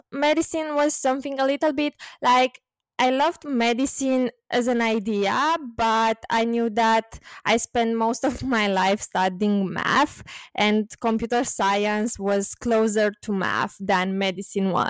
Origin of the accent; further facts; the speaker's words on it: Bucharest, Romania; also born or lived in London; growing up in Romania, spending time in Romania and Romania in general, because it is my country, of course.